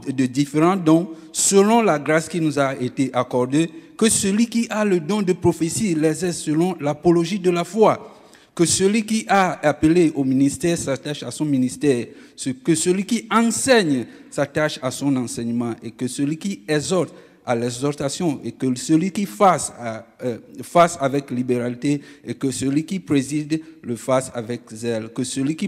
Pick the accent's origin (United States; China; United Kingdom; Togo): Togo; moved away; I'm originally from Togo, West Africa.